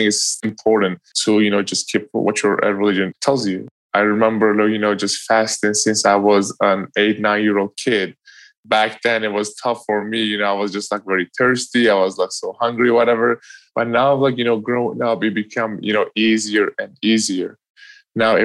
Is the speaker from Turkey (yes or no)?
yes; Eastern Turkey, Turkey; moved away; growing up in Turkey. You know, I grew up east side of Turkey